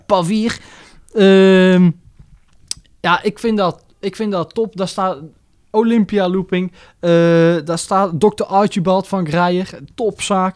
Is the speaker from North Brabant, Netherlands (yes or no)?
yes; near Roosendaal, North Brabant, Netherlands; Roosendaal is ook mijn thuis... Ik kom dan niet uit Roosendaal, maar wel uit de buurt.